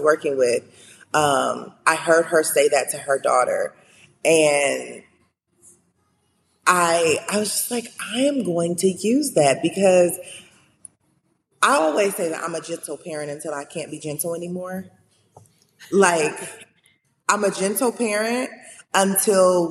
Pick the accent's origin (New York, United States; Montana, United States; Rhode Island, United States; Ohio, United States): Ohio, United States; Cleveland; moved away as an adult; also born or lived in Maryland; now in Los Angeles, United States; growing up in Cleveland